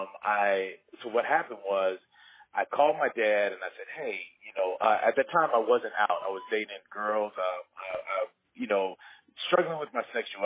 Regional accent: Rancho Cucamonga, California, United States; So I was raised here in Los Angeles. I was raised in a city called Rancho Cucamonga, which was, basically 45 minutes outside

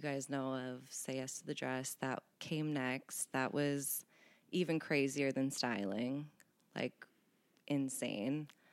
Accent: Boston, Massachusetts, United States; moved away; also born or lived in Cincinnati; I grew up in Boston

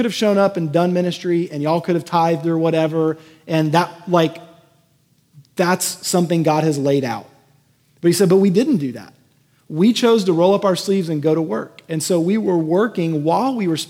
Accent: Houston, Texas, United States; moved away; the house I grew up in Houston

